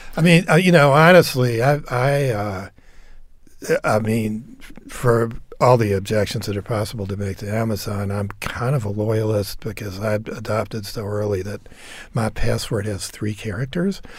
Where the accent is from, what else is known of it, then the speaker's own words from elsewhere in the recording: Nashville, Tennessee, United States; moved away; I grew up in Nashville too